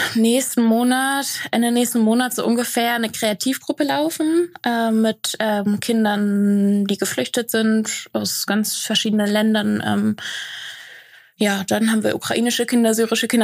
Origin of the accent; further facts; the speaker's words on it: Lower Saxony, Germany; moved away as an adult; now in Koblenz, Germany; ich bin in einem Dorf aufgewachsen in Niedersachsen